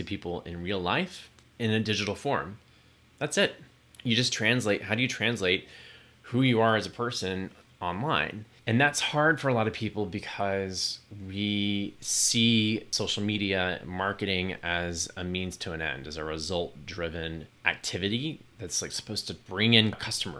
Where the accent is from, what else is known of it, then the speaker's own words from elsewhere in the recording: Texas, United States; moved away; also born or lived in New York; Growing up in Texas